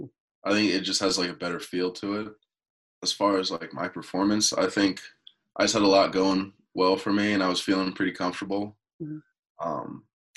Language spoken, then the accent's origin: English; Indiana, United States; So I'm actually from Indiana.